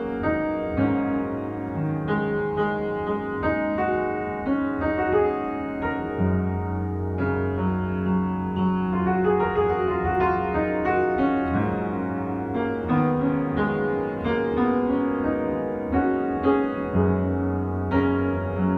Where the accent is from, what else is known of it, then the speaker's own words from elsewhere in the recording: Ann Arbor, Michigan, United States; moved away; you're from Michigan, because I am too